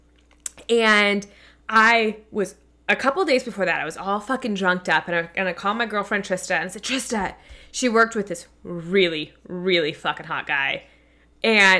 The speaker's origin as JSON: {"language": "English", "town": "Spalding", "country": "United States", "tie": "born or raised there", "said": "I was living in my hometown, Spalding."}